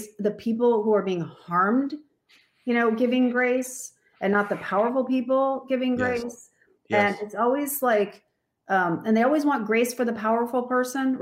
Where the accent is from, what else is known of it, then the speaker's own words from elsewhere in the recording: Alaska, United States; I grew up in Alaska, which is, you know, it is very white